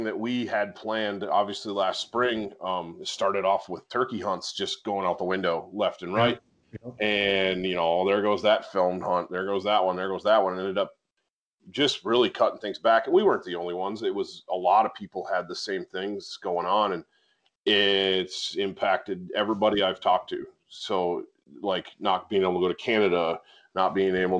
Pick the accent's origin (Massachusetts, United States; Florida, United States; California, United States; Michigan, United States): Michigan, United States; I'm a Michigan boy